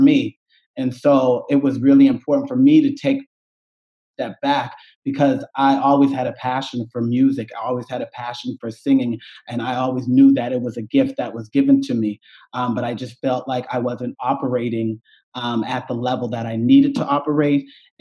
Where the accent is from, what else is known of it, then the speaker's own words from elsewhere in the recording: Cherry Brook, Nova Scotia, Canada; now in Toronto, Canada; I grew up, I'm from a small community called Cherry Brook